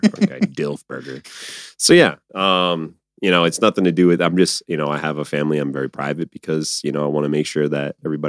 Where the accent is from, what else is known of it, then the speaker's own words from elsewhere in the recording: Azores, Portugal; my family, my people come from islands. I'm from the Azores. I'm literally an island boy.